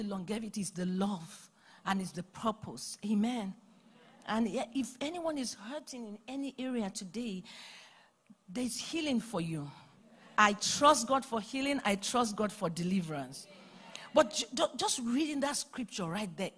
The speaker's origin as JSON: {"language": "English", "country": "Nigeria", "moved": "yes", "lives_now": "Atlanta, United States", "said": "I come from Nigeria"}